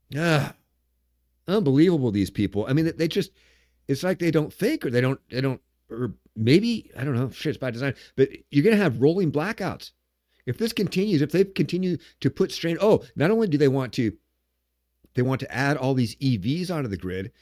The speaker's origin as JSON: {"language": "English", "region": "Washington", "country": "United States", "tie": "born or raised there", "said": "my home state of Washington"}